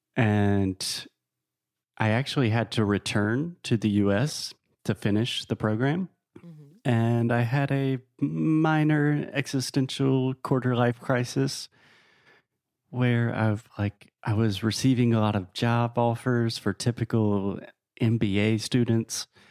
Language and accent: English; South Carolina, United States; moved away as an adult; also born or lived in Tennessee / Spain / New York / Guatemala; now in Portugal; I am originally from South Carolina, a very small state in the southeast of the US